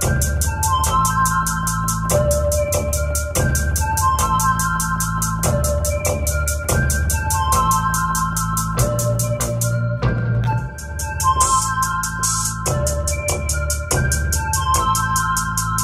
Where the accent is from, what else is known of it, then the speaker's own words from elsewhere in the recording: Washington, District of Columbia, United States; I'm from Washington, D.C., and I'm a female music producer